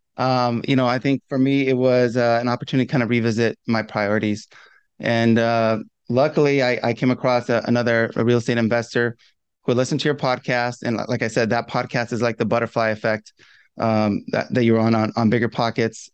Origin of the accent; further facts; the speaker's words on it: Southern California, United States; I'm from Southern California